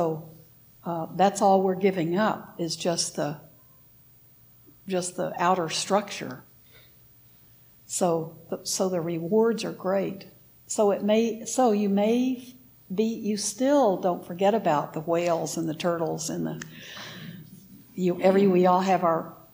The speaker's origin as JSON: {"language": "English", "country": "United States", "said": "I'm an American"}